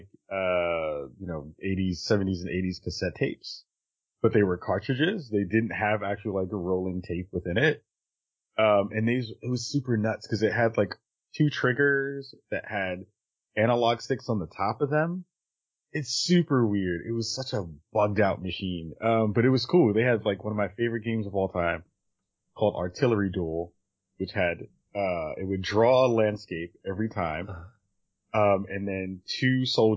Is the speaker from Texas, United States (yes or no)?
no; New York City, New York, United States; I grew up in the Bronx in New York in the 80s